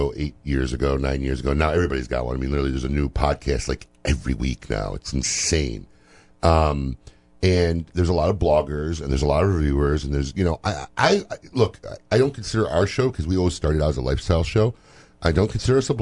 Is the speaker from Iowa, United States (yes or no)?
no; Chicago, Illinois, United States; now in Florida, United States; I'm from Chicago